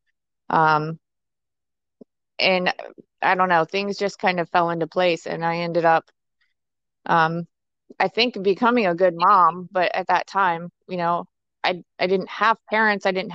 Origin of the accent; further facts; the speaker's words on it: Ohio, United States; I am originally from Ohio